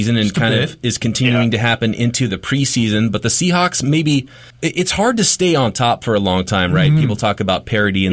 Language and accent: English; Visalia, California, United States; I grew up in Visalia, California